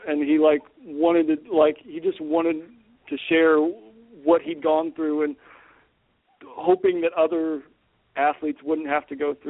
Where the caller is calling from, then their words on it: Roanoke, Virginia, United States; I'm in Roanoke, Virginia right now.